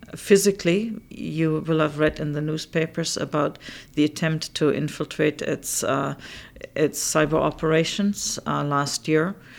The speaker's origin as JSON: {"language": "English", "country": "Canada", "said": "I, as the Canadian"}